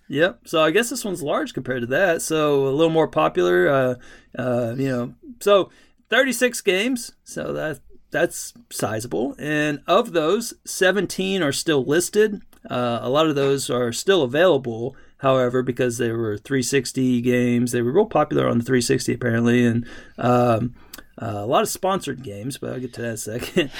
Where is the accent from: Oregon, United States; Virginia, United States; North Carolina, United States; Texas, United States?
Texas, United States; I, I grew up in Texas